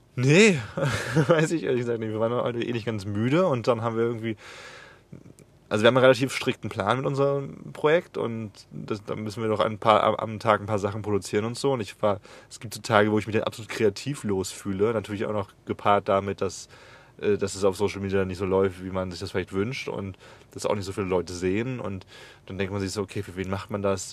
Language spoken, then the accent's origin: German; Germany; moved away; dass ich nach Deutschland zurückgehe und, m, bei meiner Mutter lebe